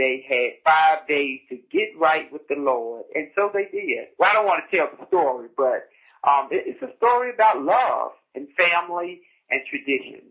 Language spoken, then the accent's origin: English; United States; growing up on Rehoboth Road, the great thing about Rehoboth Road, and it still stands, was tradition